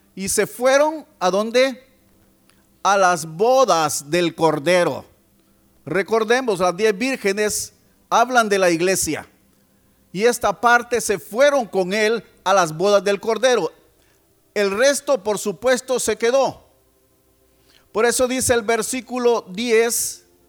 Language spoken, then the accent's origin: Spanish; El Salvador; venimos de El Salvador.